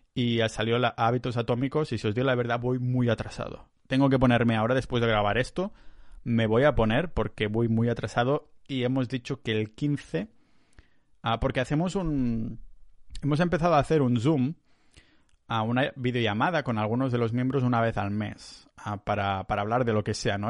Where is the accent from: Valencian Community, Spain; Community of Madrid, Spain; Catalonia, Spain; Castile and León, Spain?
Catalonia, Spain; now in Tallinn, Estonia; soy muy catalán